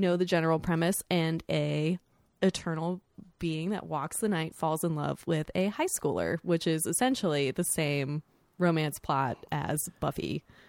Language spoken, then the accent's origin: English; Sarasota, Florida, United States; the big mall in my hometown